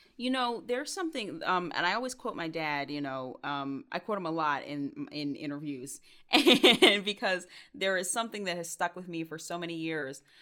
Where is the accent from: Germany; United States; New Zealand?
United States; Stone Mountain, Georgia; also born or lived in Clarkston, Georgia; I grew up in Stone Mountain, Georgia, but I always say I grew up on, like, the cusp of Stone Mountain and Clarkston, Georgia